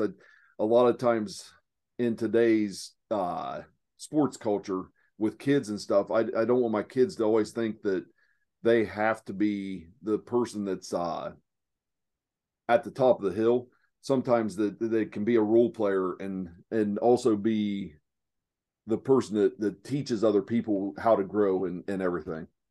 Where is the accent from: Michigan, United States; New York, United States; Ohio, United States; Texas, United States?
Ohio, United States; southeast; accent: hillbilly; now in Phoenix, United States; I'm from Ohio. I'm from the southeast corner of Ohio